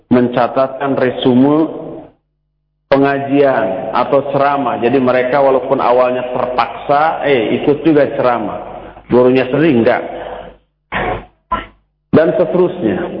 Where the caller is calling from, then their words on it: Tangerang, Banten, Indonesia; Uh, dari Tangerang dengan